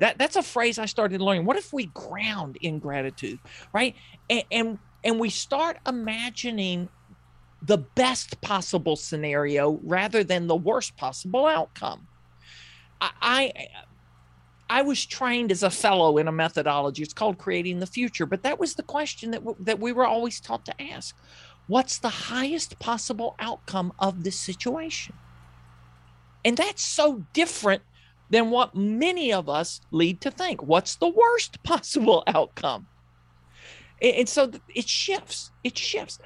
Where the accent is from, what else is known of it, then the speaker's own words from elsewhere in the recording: the South, United States; I grew up in the South. You probably know that by listening to me